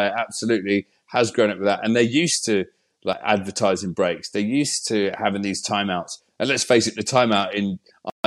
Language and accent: English; England, United Kingdom; we're English